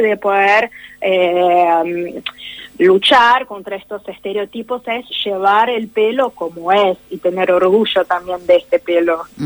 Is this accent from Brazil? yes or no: yes; Brazil; yo soy de Brasil